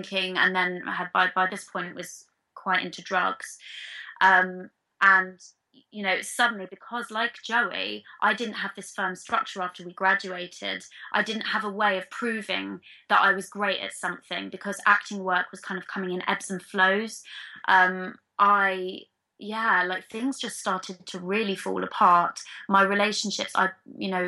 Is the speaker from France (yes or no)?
no; London, United Kingdom; I was born and bred in London